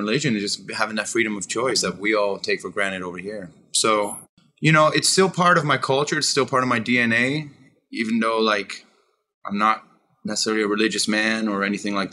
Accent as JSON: {"language": "English", "town": "Peterborough", "region": "Ontario", "country": "Canada", "tie": "born or raised there", "moved": "yes", "said": "I loved growing up in Peterborough, Ontario."}